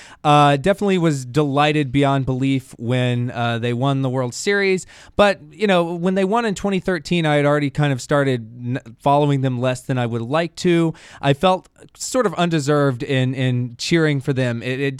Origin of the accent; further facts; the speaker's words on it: Atlanta, Georgia, United States; also born or lived in Philadelphia; now in New York, United States; I grew up in Atlanta.